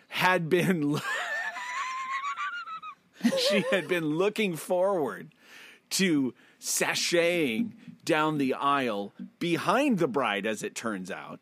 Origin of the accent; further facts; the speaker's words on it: United States; I'm American